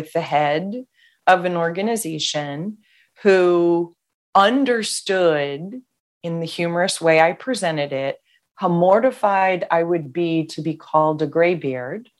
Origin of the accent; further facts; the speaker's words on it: Washington, District of Columbia, United States; I was raised in the Washington, D.C. area.